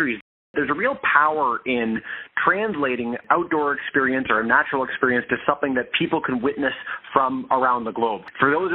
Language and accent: English; Toronto, Ontario, Canada; I grew up in Toronto, Ontario, Canada, so the biggest city in the country